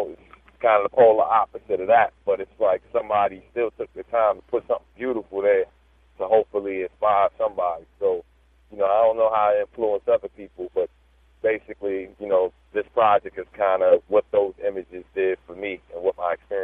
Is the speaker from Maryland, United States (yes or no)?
yes; Prince George's County, Maryland, United States; also born or lived in Baltimore, Maryland; growing up in Maryland, in PG County, to be specific